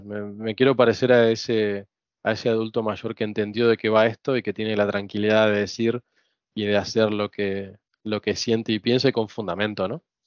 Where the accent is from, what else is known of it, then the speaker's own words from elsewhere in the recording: Buenos Aires, Argentina; moved away as an adult; now in Spain; crecer en Argentina, en Buenos Aires sobre todo